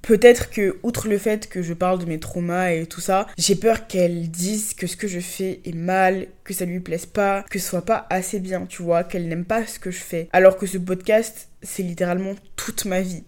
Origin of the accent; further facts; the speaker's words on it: Abidjan, Côte d’Ivoire; dans le cercle d'où je viens, de là où j'ai grandi, dans l'école où je suis allée